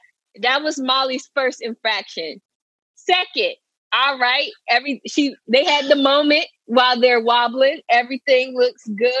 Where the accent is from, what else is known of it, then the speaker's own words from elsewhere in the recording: Philadelphia, Pennsylvania, United States; Nigga, I'm from Philly.